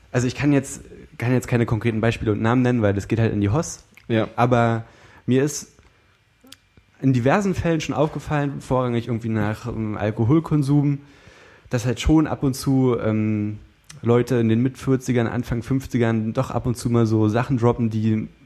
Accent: East Germany, Germany; ich komme halt aus dem Osten und für mich war es halt früher so, die Nazis sind böse

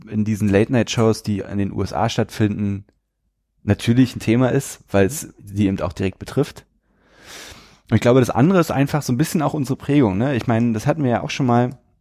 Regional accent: the East, eastern Germany, Germany; Ich komme aus dem Osten

